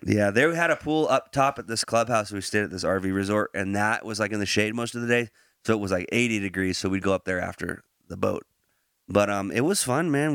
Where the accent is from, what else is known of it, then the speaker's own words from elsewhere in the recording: Branson, Missouri, United States; moved away; We're from Branson